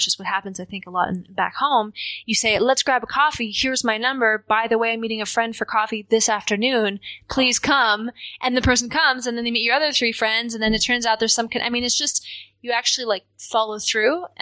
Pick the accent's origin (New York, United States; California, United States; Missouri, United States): New York, United States; also born or lived in Seattle; Um, mostly, mostly New York, uh, Westchester County. But we um, we traveled